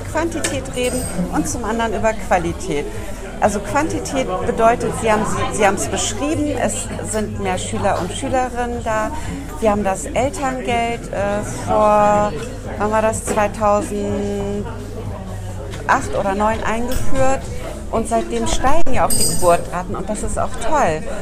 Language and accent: German; southern Lower Saxony, Germany; now in Bremen, Germany; Ich bin in Südniedersachsen aufgewachsen. Ich bin ah, keine ah, ja. gebürtige Bremerin, aber ich würde sagen, ich bin Bremerin